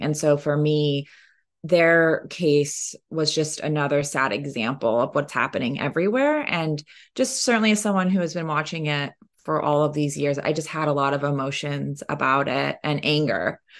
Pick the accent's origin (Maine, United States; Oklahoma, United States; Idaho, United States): Oklahoma, United States; And I am Cherokee from Northeastern Oklahoma, so it's very personal to me in that way.